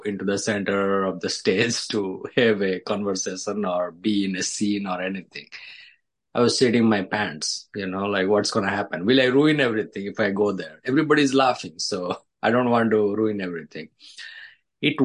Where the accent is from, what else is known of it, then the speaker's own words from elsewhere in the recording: India; English is a second language; moved away as an adult; also born or lived in Dallas / Chicago; now in New York, United States; I was born in India, I grew up in India.